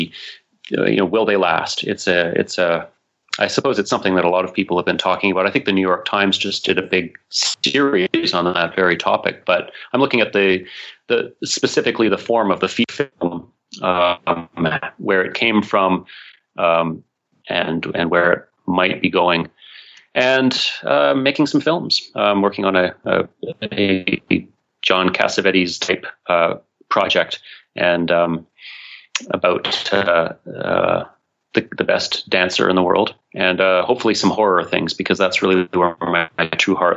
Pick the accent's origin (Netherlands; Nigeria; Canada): Canada; as a Canadian